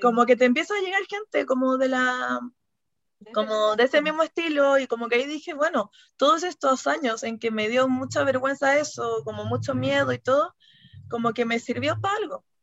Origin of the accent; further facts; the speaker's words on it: Puerto Montt, Los Lagos, Chile; las dos somos de Puerto Montt